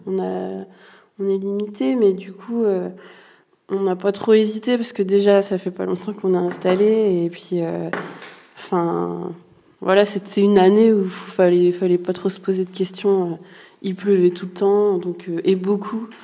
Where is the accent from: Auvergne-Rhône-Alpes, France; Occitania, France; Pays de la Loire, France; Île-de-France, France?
Auvergne-Rhône-Alpes, France; Ardèche; je suis originaire de l'Ardèche